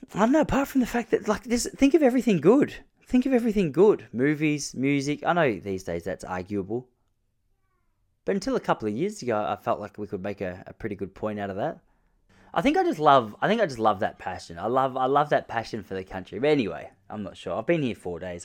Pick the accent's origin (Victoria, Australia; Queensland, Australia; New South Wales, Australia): Victoria, Australia; Point Lonsdale; my hometown in Point Lonsdale in Victoria, Australia.